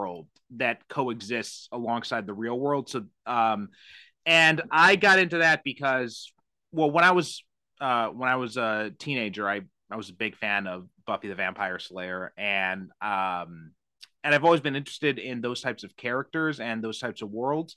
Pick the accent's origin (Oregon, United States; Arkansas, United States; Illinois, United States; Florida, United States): Illinois, United States; Chicago; moved away; I'm originally from the Chicagoland area